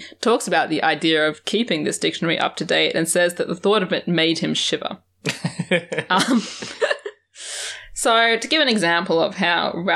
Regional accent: Australia; as an Australian

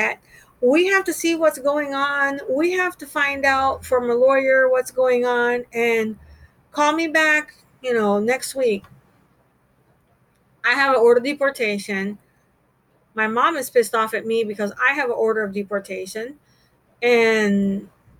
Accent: United States; accent: American; moved away as an adult; also born or lived in Montego Bay, Jamaica / Panama; now in Jamaica; I was adopted as a child in Central America, Panama. I was born in Jamaica, and my biological mother took me from Jamaica to Panama, and then they adopted me. My father was in the military, and I came into the country on his military orders

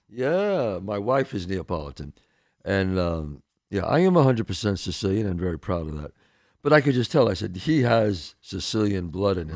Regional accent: New York City, New York, United States; I came from the Bronx, the streets of the Bronx.

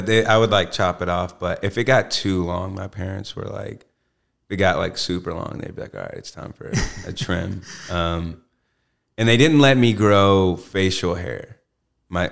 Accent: Columbus, Georgia, United States; also born or lived in Phenix City, Alabama; I grew up in Georgia

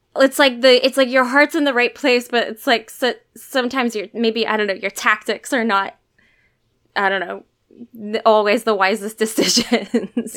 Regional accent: Alaska, United States; I'm from Alaska

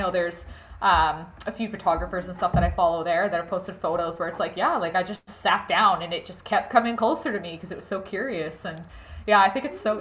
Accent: Edmonton, Alberta, Canada; I was born and raised in Edmonton, Alberta

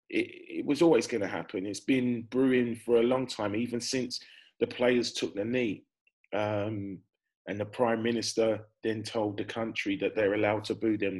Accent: Wales, United Kingdom; As a Welshman

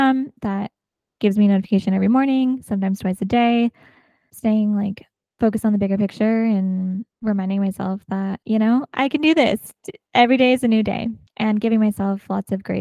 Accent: Rancho Cucamonga, California, United States; Southern California. Ranch Cucamonga was most of my like upbringing, and it's an hour outside of, hour east of Los Angeles.

